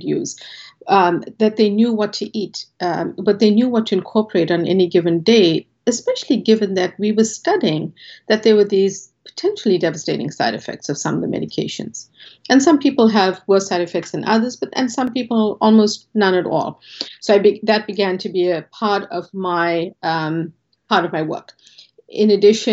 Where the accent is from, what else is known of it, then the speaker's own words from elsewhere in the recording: South Africa; moved away as an adult; now in Boston, United States; a large South Asian family growing up in South Africa